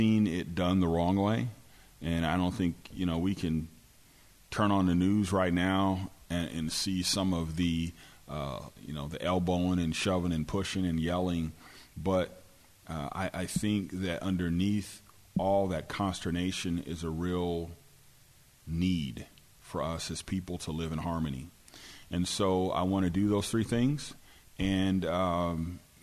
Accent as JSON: {"language": "English", "region": "West Coast", "country": "United States", "also_born_or_lived": "California", "moved": "as an adult", "said": "I was from the West Coast"}